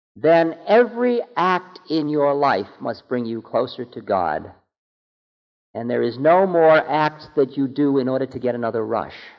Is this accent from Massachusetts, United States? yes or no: yes; Boston, Massachusetts, United States; I'm from Boston.